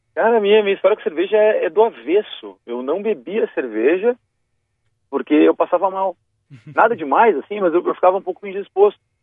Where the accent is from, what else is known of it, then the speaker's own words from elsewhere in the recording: Vale do Taquari, Rio Grande do Sul, Brazil; lá na minha região, no Vale do Taquari